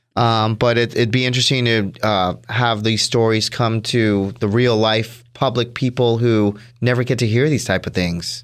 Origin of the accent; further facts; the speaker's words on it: Orlando, Florida, United States; I am from Orlando, Florida, born and raised